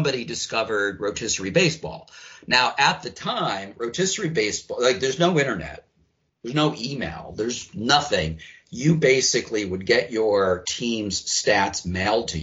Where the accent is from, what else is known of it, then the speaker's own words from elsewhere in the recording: Philadelphia, Pennsylvania, United States; I grew up in Philadelphia.